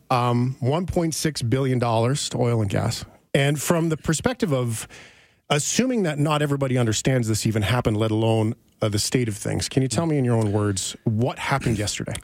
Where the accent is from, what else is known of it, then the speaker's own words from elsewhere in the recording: Fort McMurray, Alberta, Canada; now in Calgary, Canada; I grew up in Fort McMurray. I live in Calgary now.